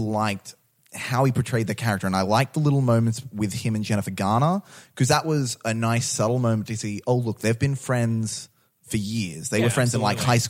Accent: Australia; we're Australian

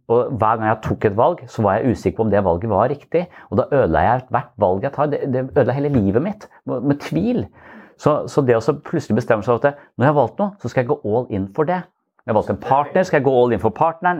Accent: Eastern Norway, Norway; now in Sørlandet, Norway; når jeg er fra Østlandet

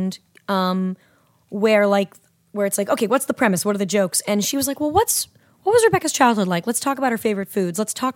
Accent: Southern California, United States; I grew up in Southern California.

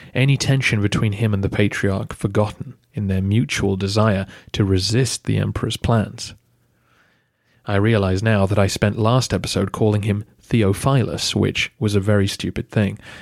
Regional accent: England, United Kingdom; Being English myself

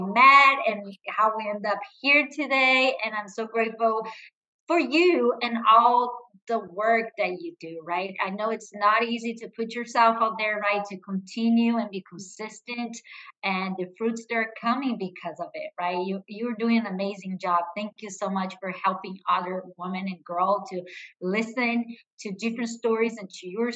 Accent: Brazil; English is a second language; moved away as an adult; also born or lived in Arizona, United States; now in United States; I am originally from Brazil

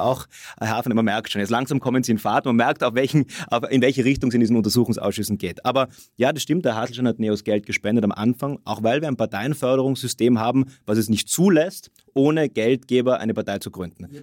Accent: Innsbruck, Tyrol, Austria; ich bin selber Innsbrucker

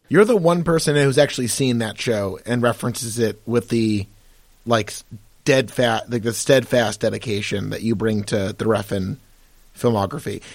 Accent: United States; we're both American

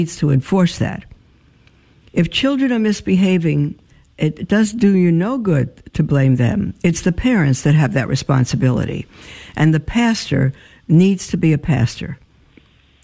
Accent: New York, United States; I'm a New Yorker at heart

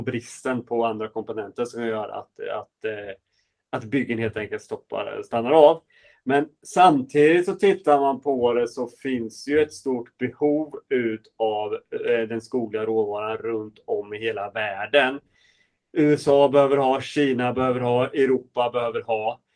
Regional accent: Sweden; vi svenskar

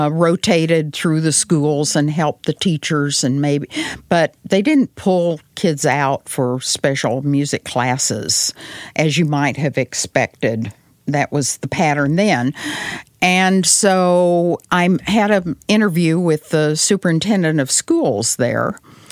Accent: Arkansas, United States; accent: Southern; Well, they already know I grew up in Arkansas and went to college in North Carolina.

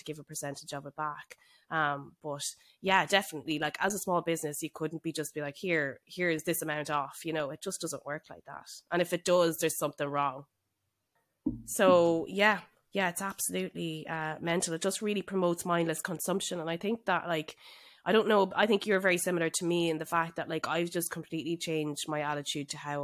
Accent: Ireland; as Irish people

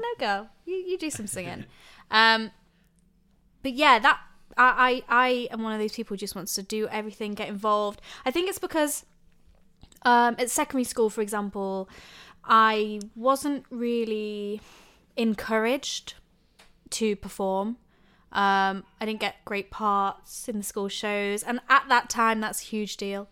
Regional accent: Lincoln, East Midlands, United Kingdom; I'm born and bred in Lincoln, Lincolnshire, in a little village

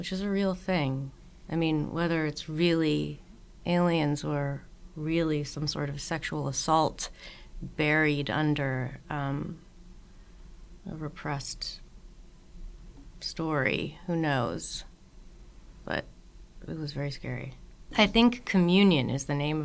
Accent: the Northeast of the U.S., United States; I grew up in the Northeast of the U.S. where all winter there's just tons of snow.

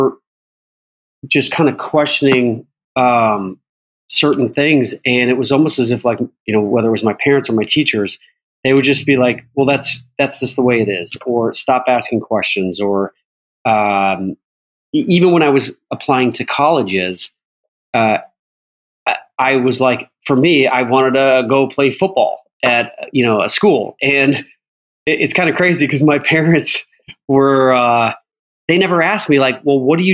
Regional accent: Chicago, Illinois, United States; moved away; when I was growing up in Chicago

